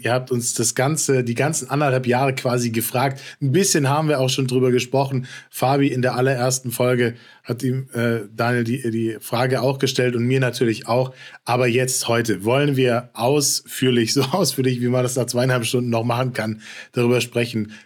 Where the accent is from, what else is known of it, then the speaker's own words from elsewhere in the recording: Frankfurt, Hesse, Germany; als gebürtiger Frankfurter